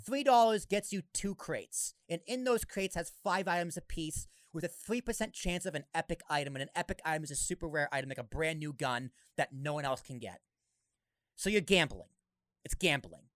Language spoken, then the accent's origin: English; Boston, Massachusetts, United States; I grew up in Boston, went, came down to Jersey